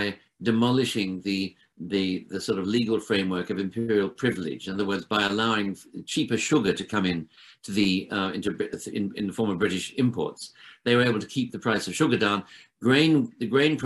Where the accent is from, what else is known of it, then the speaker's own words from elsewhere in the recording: Sydney, New South Wales, Australia; moved away; because I grew up in Australia